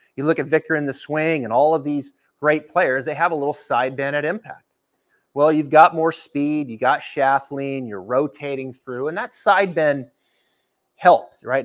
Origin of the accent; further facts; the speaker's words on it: the Northwest, Pacific Northwest, United States; now in Ponte Vedra Beach, United States; growing up in the Northwest